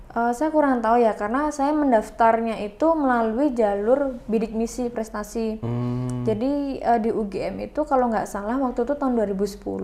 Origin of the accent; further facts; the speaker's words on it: Indonesia; saya tinggal di desa nih di desa Tambakan itu agama Hindunya itu banyak